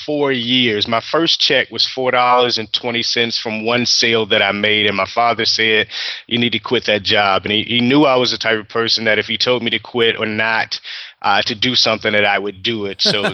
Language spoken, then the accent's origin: English; Portsmouth, Virginia, United States; born there; A little bit about myself. I was born in Portsmouth, Virginia. I'm the oldest of seven children, and I was born visually impaired.